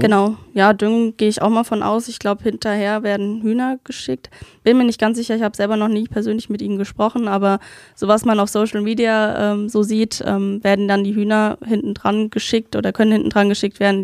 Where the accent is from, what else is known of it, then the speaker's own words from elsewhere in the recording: Duchroth, Rhineland-Palatinate, Germany; ich komme aus Duchrot ähm, und geografisch zählen wir zum, zu der Nordpfalz